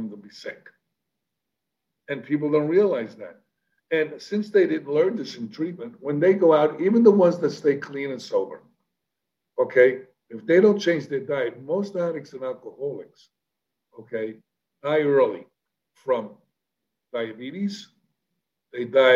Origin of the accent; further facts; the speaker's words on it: New York City, New York, United States; I'm a kid from the South Bronx. I'm a street kid